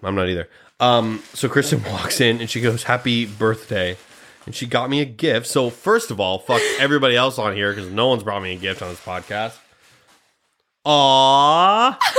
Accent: Grand Island, Nebraska, United States; I'm from Nebraska

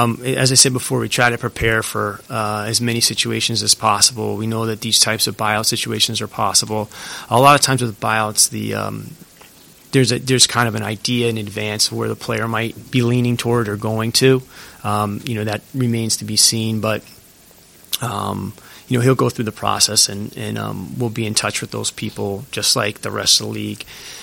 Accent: New England, United States; you guys know I'm from New England

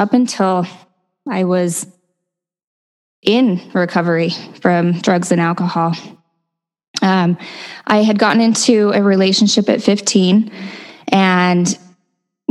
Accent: Utah, United States; I grew up in Utah, so born and raised in a very typical Utah Mormon family

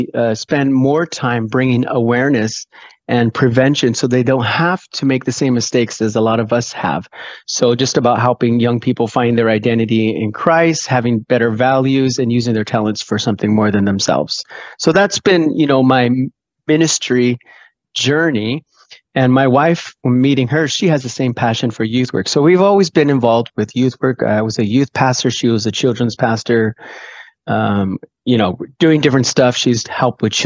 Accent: Orange County, California, United States; moved away as an adult; also born or lived in Denmark; now in Faroe Islands; originally from Southern California, born and raised in Orange County, California

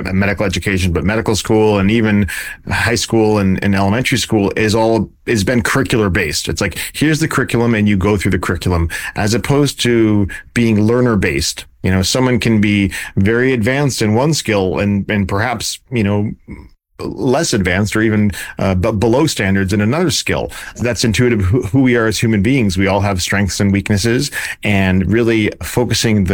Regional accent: Vermont, United States; moved away as an adult; now in California, United States; I grew up in Vermont where it was, went to medical school in Vermont

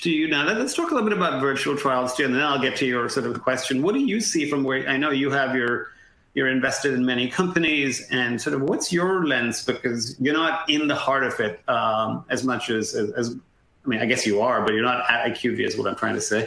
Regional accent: India; moved away; growing up in India

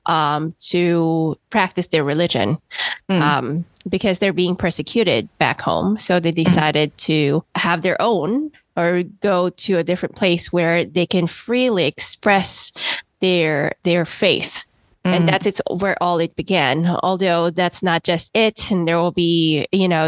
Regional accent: Philippines; also born or lived in Massachusetts; now in United States; growing up in the Philippines, we don't really have Thanksgiving

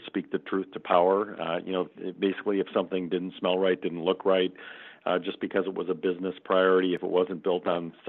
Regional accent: Minnesota, United States; When I grew up in Minnesota, everybody's parents worked for 3M or Control Data

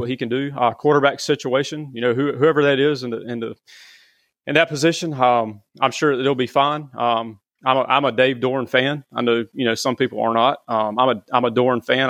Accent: Garner, North Carolina, United States; I grew up in Garner

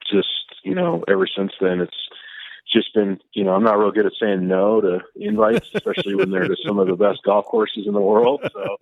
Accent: Santa Barbara, California, United States; moved away as an adult; now in Las Vegas, United States; I grew up in Santa Barbara, California.

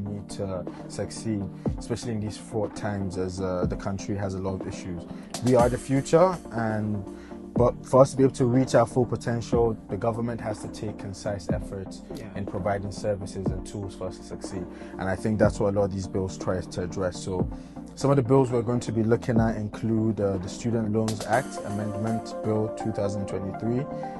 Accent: Kano State, Nigeria; from Kano State

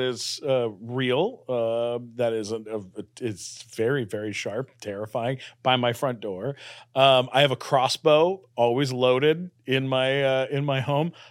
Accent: Canada; now in United States; I'm a Canadian citizen

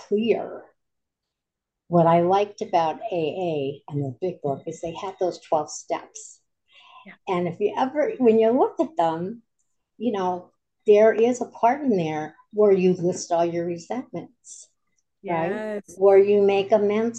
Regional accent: Scranton, Pennsylvania, United States; I'm from Scranton, Pennsylvania

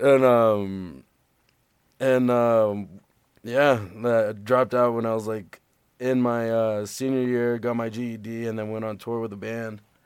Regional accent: Las Vegas, Nevada, United States; moved away; born and raised in Vegas

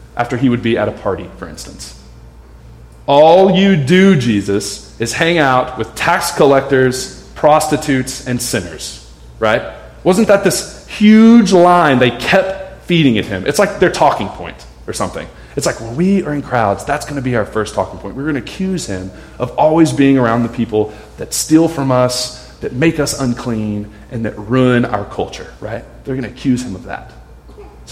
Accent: United States; we're American

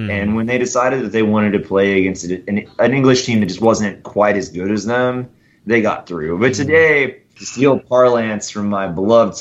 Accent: United States; as an American

